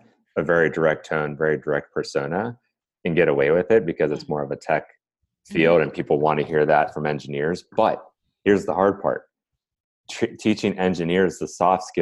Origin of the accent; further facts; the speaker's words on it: Cleveland, Ohio, United States; I'm from Ohio, I'm from Cleveland